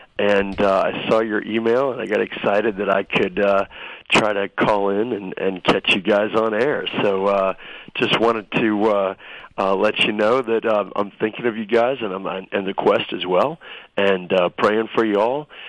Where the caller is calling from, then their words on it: Kuwait; I can actually right now. I'm calling from Kuwait.